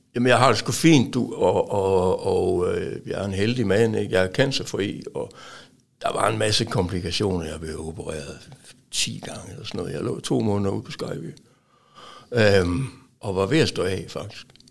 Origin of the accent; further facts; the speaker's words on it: Aalborg, North Denmark Region, Denmark; moved away; also born or lived in Silkeborg; indtil jeg flyttede fra Aalborg.